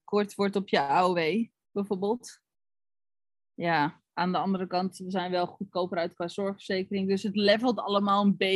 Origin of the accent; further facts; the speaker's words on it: Netherlands; We zijn Nederlanders, maar...